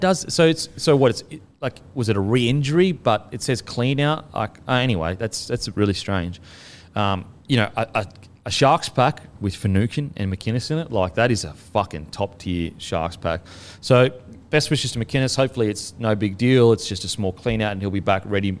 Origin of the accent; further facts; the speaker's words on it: Queensland, Australia; being a Queenslander myself. Um, you know, I, I, being a Queenslander growing up there, I have a connection to it